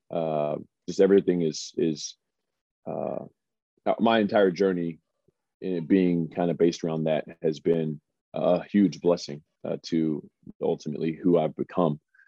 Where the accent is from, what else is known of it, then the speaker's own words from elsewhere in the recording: Springfield, Missouri, United States; moved away as an adult; also born or lived in Omaha, Nebraska; I am from Springfield, Missouri, smaller town, not super small, about 180,000 people.